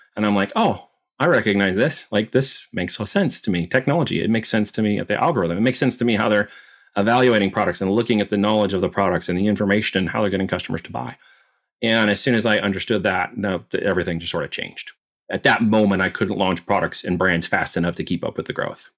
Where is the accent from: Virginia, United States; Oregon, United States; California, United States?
Oregon, United States; also born or lived in Independence, Missouri / Arizona / New York; now in Missouri, United States; But when I was two, my parents moved to Arizona and we ended up in Oregon.